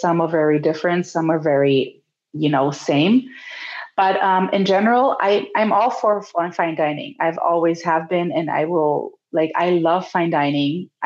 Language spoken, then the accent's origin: English; Germany; now in California, United States; I'm from Germany